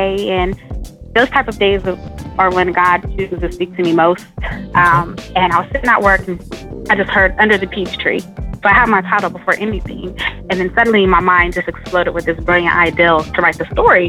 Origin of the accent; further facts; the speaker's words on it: Columbus, Ohio, United States; I'm from Columbus, Ohio